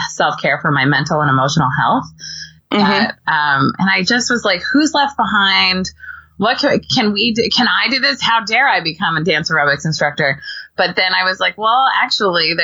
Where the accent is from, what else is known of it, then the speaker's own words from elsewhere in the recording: California, United States; moved away as an adult; I grew up in California